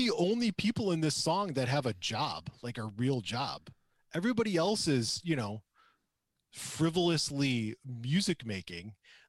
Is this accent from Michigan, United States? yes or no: yes; Traverse City, Michigan, United States; I'm from Traverse City, and I don't know anything about fruit trees.